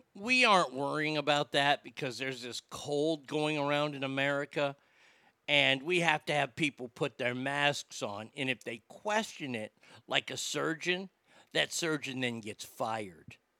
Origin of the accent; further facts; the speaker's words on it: the South, United States; Growing up in the South